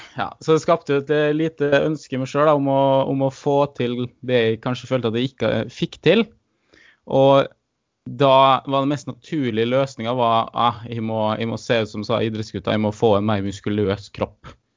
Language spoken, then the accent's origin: Norwegian; Molde, Møre og Romsdal, Norway; accent: Romsdal dialect; kommer fra Molde